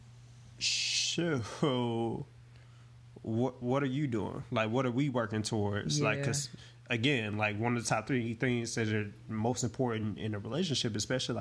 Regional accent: the South, United States; I'm from the South

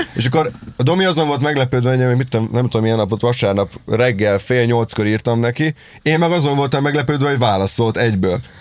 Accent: Dunaújváros, Fejér, Hungary; also born or lived in Pécs; amikor én Pécsről hazaköltöztem még annó Dunajvárosba

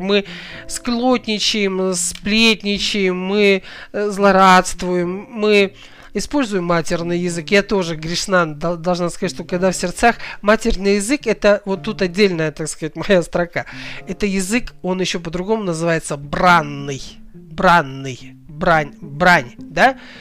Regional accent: Kazakhstan; я родом из Казахстана

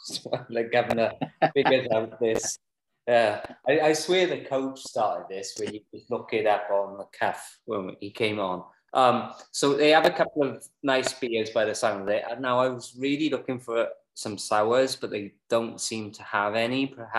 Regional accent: Mid Glamorgan, Wales, United Kingdom; I'm from Mid Glamorgan.

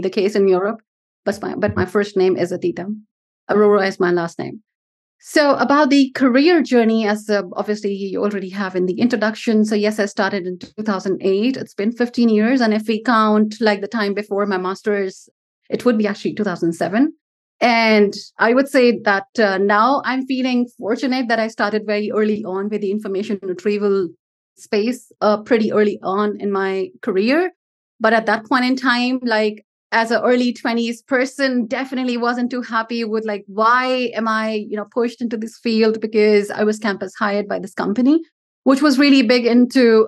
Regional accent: India; I come from India

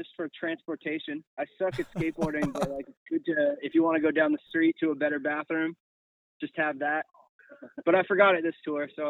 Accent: Canada; They're not cheap to tour as a Canadian band

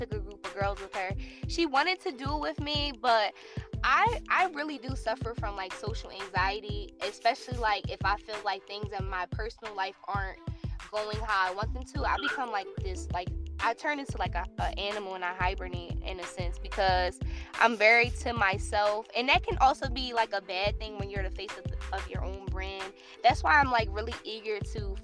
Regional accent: New Jersey, United States; moved away as an adult; also born or lived in Los Angeles; I'm originally from New Jersey, but my brand was birthed in LA. So I moved to Los Angeles when I was 19 years old

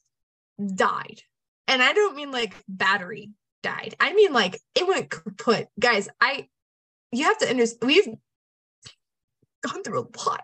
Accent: Orange Grove, Texas, United States; I'm from Orange Grove is like 45 minutes from Corpus

